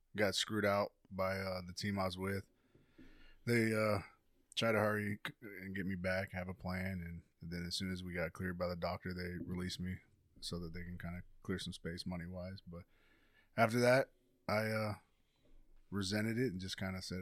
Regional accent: California, United States; growing up in California

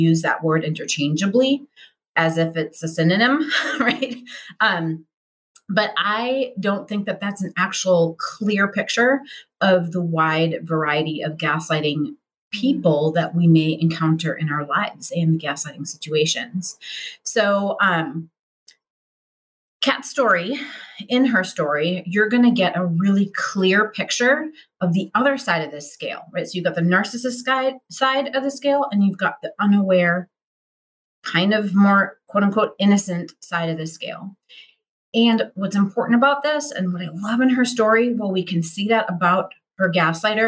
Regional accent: United States; us Americans

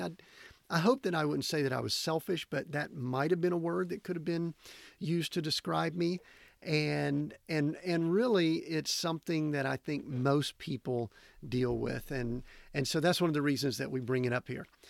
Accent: Georgia, United States; moved away; down in Georgia, back in my hometown, my home area there

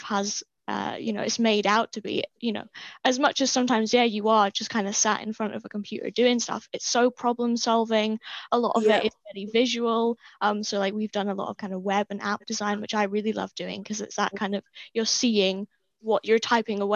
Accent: Wick, Scotland, United Kingdom; moved away; also born or lived in Dundee; I'm from Wick, which is super rural, basically, as far north as you can possibly go

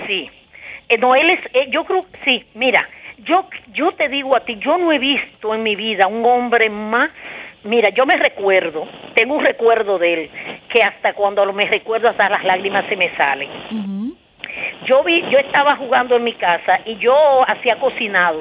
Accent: Sabana Grande de Boyá, Monte Plata, Dominican Republic; yo soy de Sabana Grande de Boyá, de donde es Juliana

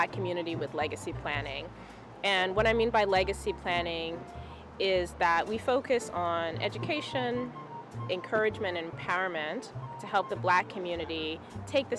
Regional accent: South Carolina, United States; also born or lived in Zimbabwe (family) / Atlanta / Miami / Washington, D.C.; now in Portland, United States; I grew up in South Carolina, lived in Atlanta, Miami, D.C., and am now living in Portland, Maine

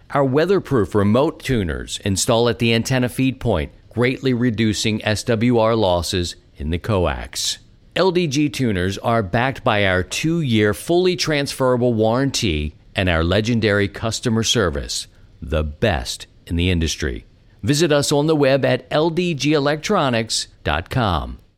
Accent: Baltimore, Maryland, United States; moved away as an adult; now in Saint Louis, United States; I grew up in Baltimore and lived there for a long time

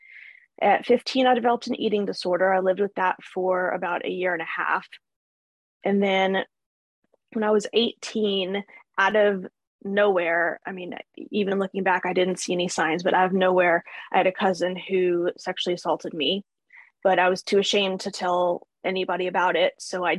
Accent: North Carolina, United States; born there; No, they're where I was born. I was born in North Carolina. So most of them are there.

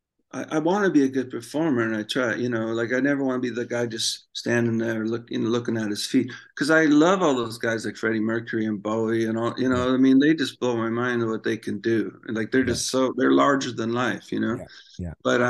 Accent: Canada; I'm from Canada

